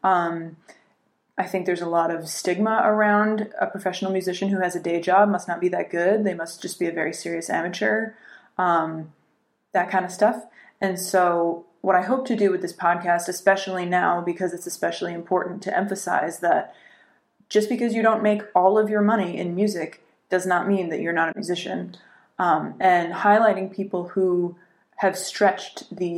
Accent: Connecticut, United States; moved away as an adult; also born or lived in Sarajevo, Bosnia; now in New York, United States; I'm from Connecticut

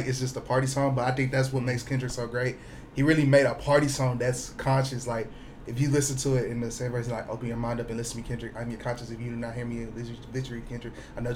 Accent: Houston, Texas, United States; moved away as an adult; I'm from Houston, Texas, born and raised

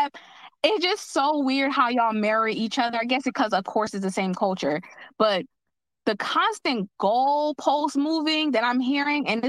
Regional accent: New Jersey, United States; I'm from Jersey

